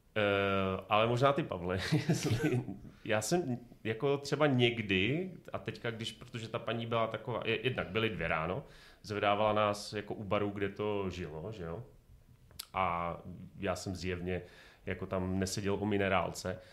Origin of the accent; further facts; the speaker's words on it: Ostrava, Moravian-Silesian Region, Czechia; A my, no, z Ostravy.